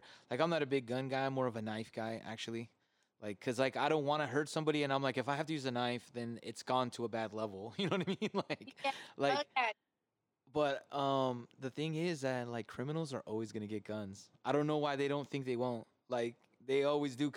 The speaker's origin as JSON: {"language": "English", "region": "California", "country": "United States", "moved": "yes", "said": "being from California"}